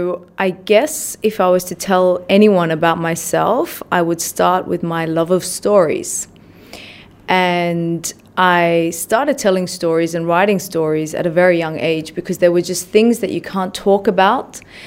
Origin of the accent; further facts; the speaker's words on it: Australia; also born or lived in Iran; I grew up in Australia. Yep.